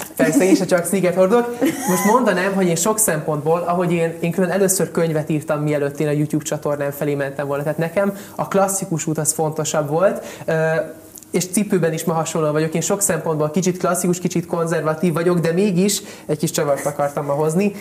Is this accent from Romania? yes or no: no; Hungary; also born or lived in Italy; Egy szuper Magyarországon, egy nagyon szuper német tanárom volt